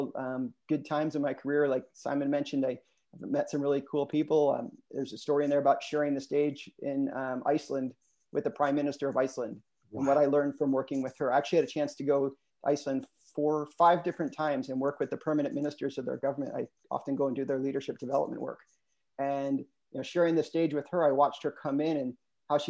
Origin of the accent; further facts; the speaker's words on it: United States; growing up in the States